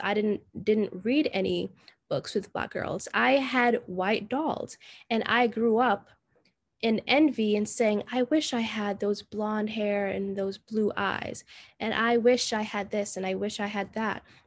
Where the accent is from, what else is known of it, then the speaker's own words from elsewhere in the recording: Jamaica; now in United States; I was raised in Jamaica for most of my childhood